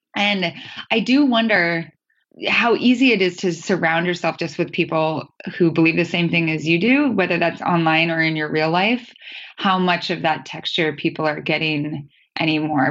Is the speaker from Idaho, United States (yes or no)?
yes; northern Idaho, United States; my hometown in northern Idaho